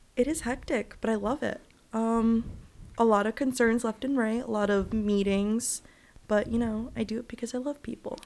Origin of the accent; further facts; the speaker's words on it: Providence, Rhode Island, United States; also born or lived in Dominican Republic; I grew up in Providence, Rhode Island, but I'm Dominican and Puerto Rican